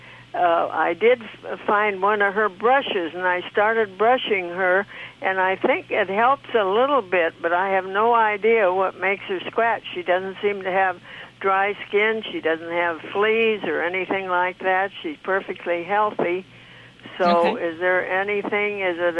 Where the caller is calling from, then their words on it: Palm Springs, California, United States; Right out of Palm Springs, California.